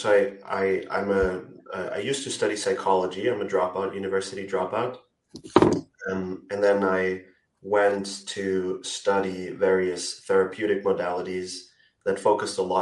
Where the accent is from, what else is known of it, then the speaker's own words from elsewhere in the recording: Austria; I'm from Austria. I'm living in Austria as well right now